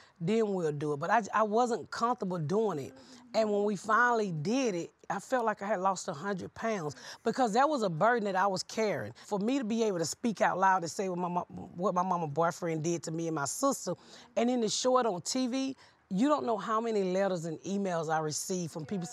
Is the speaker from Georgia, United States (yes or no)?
yes; Atlanta, Georgia, United States; I grew up here in Atlanta, and when my daughter was first in high school